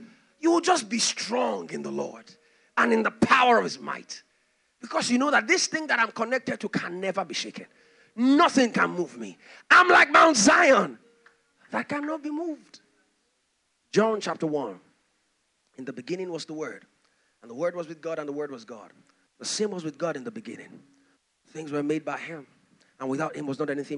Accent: Nigeria

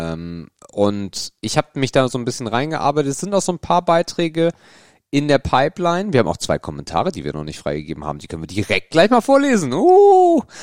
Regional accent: Northern Germany, Germany; Ich komme ja aus dem Norden

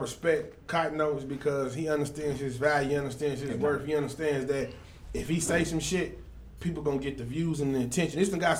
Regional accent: Houston, Texas, United States; now in Dallas, United States; I was born in Houston

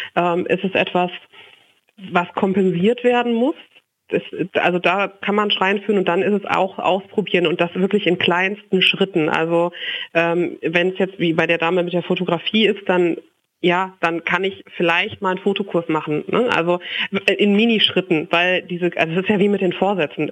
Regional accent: Lünen, North Rhine-Westphalia, Germany; moved away as an adult; now in Frankfurt, Germany; in Lünen in meiner Heimat

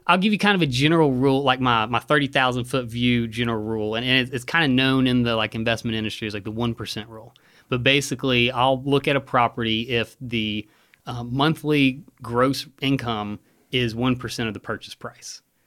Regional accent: Hoover, Alabama, United States; also born or lived in Bluff Park, Alabama; I grew up in Hoover, uh, Rachel and I live in Bluff Park now

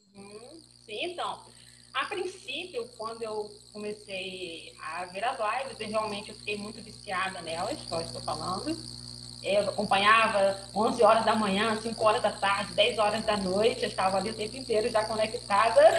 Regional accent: western Bahia, Brazil; now in Petrópolis, Brazil; eu sou natural da região oeste da Bahia

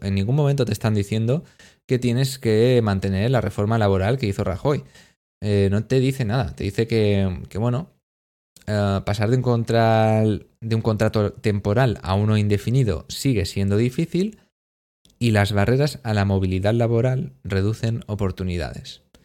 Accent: Spain

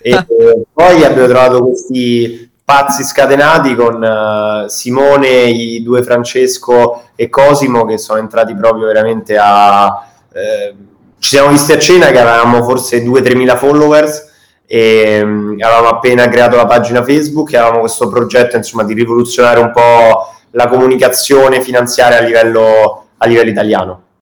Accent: Rome, Lazio, Italy; sia io che Edoardo, il mio socio, siamo, siamo di Roma

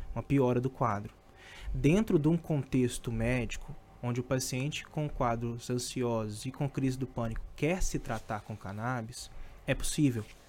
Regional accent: Governador Valadares, Minas Gerais, Brazil; moved away; Eu sou de Minas, né? Então, eu morava na cidade

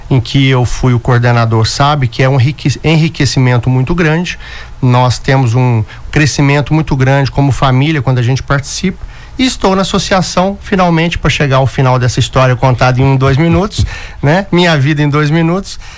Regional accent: Varginha, Minas Gerais, Brazil; moved away as an adult; eu sou nascido e criado em Varginha, né? Sou varginhense. Morei no bairro Catanduvas, no bairro dos Pinheiros, na Vila Bueno, no bairro de Fátima. Fui criado no meio é, desses bairros

